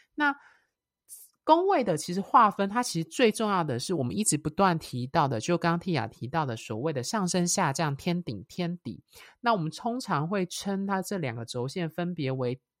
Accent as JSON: {"language": "Chinese", "country": "Taiwan", "tie": "born or raised there", "said": "我是台湾出生"}